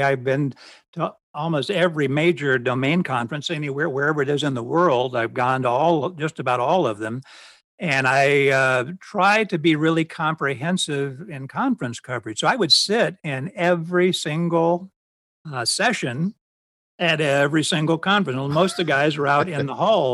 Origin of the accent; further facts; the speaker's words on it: Ohio, United States; moved away as an adult; also born or lived in Florida; I grew up in Ohio